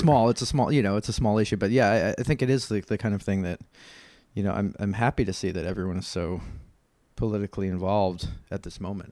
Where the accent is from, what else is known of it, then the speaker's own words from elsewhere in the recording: New York, United States; I'm from New York and not, I'm from the United States